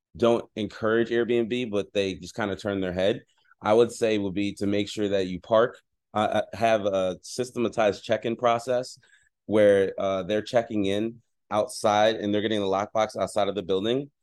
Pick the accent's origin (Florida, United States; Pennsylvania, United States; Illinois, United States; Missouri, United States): Pennsylvania, United States; Philadelphia; now in San Diego, United States; I'm originally from Philadelphia, Pennsylvania